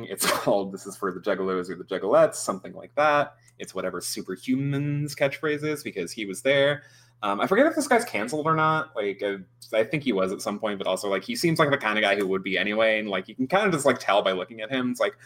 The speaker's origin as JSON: {"language": "English", "town": "Seattle", "region": "Washington", "country": "United States", "tie": "born or raised there", "said": "too lazy to leave my hometown"}